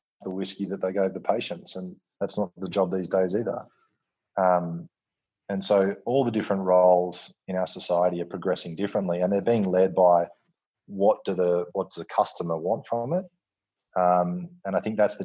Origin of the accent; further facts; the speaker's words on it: Western Australia, Australia; coming from Western Australia and growing up with football as a important part of our cultural fabric